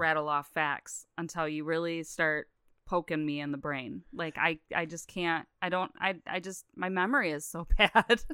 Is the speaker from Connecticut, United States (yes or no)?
no; West Branch, Michigan, United States; I grew up in West Branch. I was much farther from Troy, Michigan